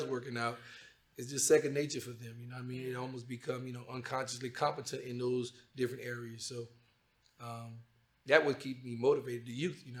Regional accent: Louisiana, United States; I'm from Louisiana

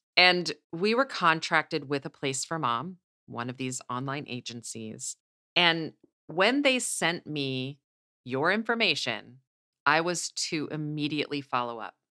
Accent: Midwest, United States; I'm from the Midwest, so I'm a hugger

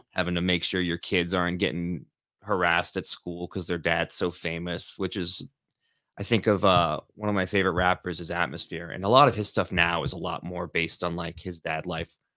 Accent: Los Angeles, California, United States; moved away; also born or lived in Lansing area, Michigan; I grew up in Northridge

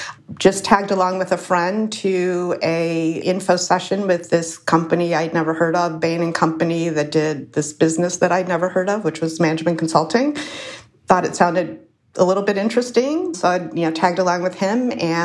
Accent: Chicago, Illinois, United States; I grew up in Chicago, actually not too far from where I'm sitting today. So I grew up on the south side of Chicago, a neighborhood a little bit south of here called the Jackson Park Highlands, a little south of Hyde Park.

